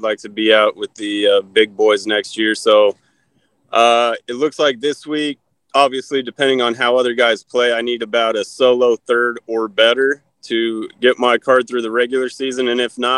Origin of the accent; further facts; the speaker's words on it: Cheyenne, Wyoming, United States; moved away as an adult; also born or lived in Boulder, Colorado; now in Edmond, United States; I was born and raised in Cheyenne, Wyoming